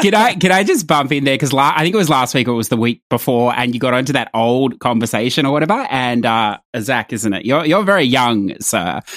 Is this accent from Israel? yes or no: no; Australia; I'm Australian